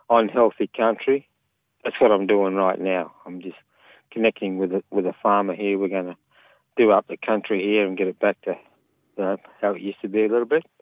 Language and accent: English; Southern Flinders Ranges, South Australia, Australia; I belong to the Nukunu people. We're the snake people. We're from the Southern Flinders Ranges.